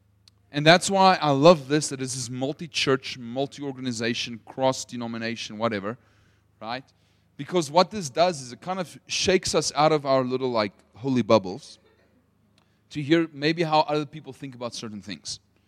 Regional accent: Potchefstroom, North West, South Africa; English is a second language; also born or lived in United States; I'm a true Potchi, which means like I'm born and bred in Potch, which makes me very Afrikaans, but I lived in America for 4 years. That's why my accent sounds a little bit funny.

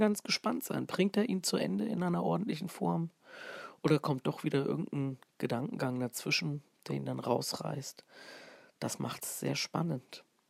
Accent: Fulda, Hesse, Germany; accent: Fulda Platt; denn ich bin eigentlich ein Hesse, ein Original Hesse aus Fulda

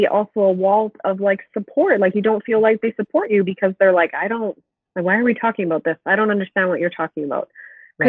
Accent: BC, British Columbia, Canada; now in Alberta, Canada; We both grew up in different areas of BC

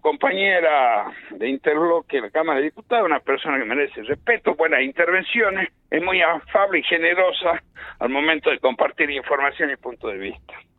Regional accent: Argentina; Yo soy argentino

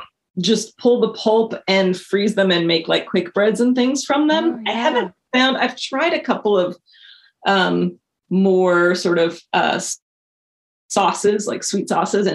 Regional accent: Montana, United States; moved away as an adult; now in Portland, United States; I moved out here right after my 18th birthday. I grew up in Montana.

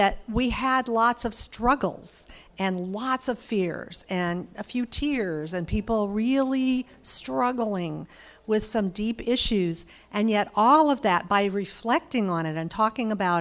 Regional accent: California, United States; I'm from California

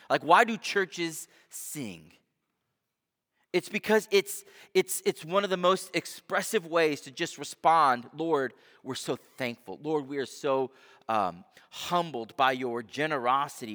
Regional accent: United States

